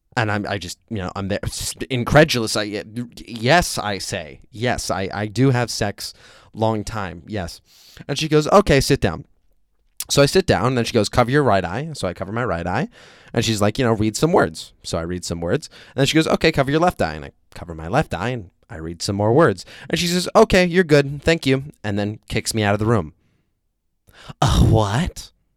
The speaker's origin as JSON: {"language": "English", "country": "United States", "moved": "yes", "lives_now": "Vietnam"}